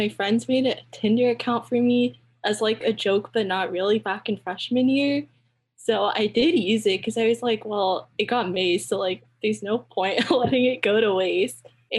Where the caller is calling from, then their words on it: Cupertino, California, United States; I'm calling in from Cupertino